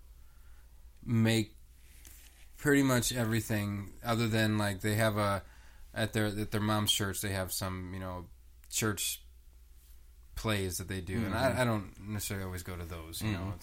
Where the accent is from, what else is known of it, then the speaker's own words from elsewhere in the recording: Omaha, Nebraska, United States; moved away; I'm from Omaha